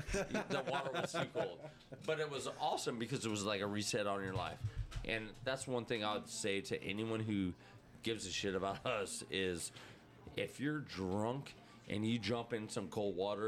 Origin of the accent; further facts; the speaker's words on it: United States; I'm American.